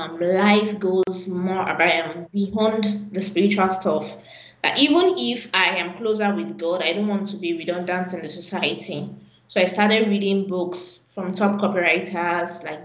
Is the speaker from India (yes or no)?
no; Ibadan, Oyo, Nigeria; I was born in Ibadan.